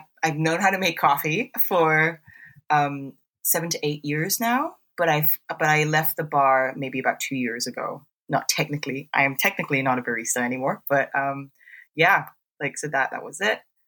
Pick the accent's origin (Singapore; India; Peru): Singapore; moved away as an adult; now in United Kingdom; I'm from Singapore. I grew up in Singapore. I lived there for 19 years